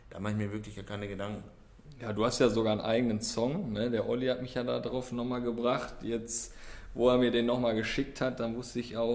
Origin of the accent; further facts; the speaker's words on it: Bochum, North Rhine-Westphalia, Germany; born there; ich muss auch dazu sagen, ich bin in Bochum geboren halt.